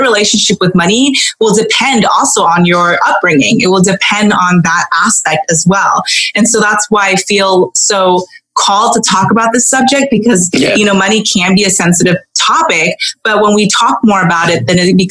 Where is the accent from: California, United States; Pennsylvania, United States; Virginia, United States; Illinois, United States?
California, United States; Southern; My parents were both from Hong Kong. I grew up in Southern California